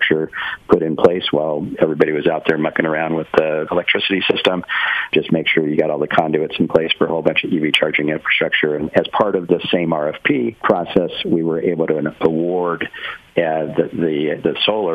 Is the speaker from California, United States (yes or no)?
yes; Santa Barbara, California, United States; I grew up in Santa Barbara